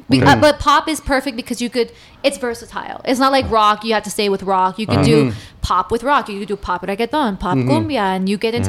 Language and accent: English; El Paso, Texas, United States; Yes, I'm originally from